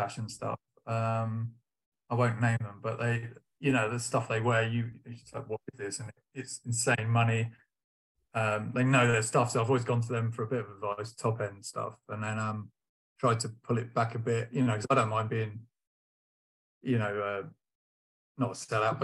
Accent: Portsmouth, South East England, United Kingdom; I'm from Portsmouth, as I said

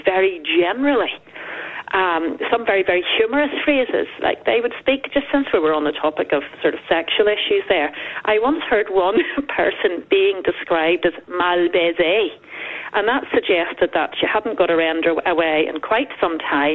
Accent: Northern Ireland, United Kingdom; in Northern Ireland society, as tense as it was, I was growing up in the 80s and 90s

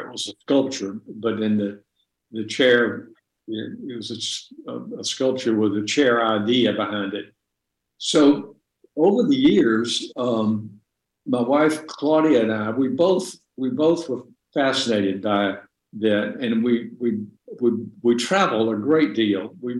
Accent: Deep South, United States; as I knew it growing up in the Deep South during segregation

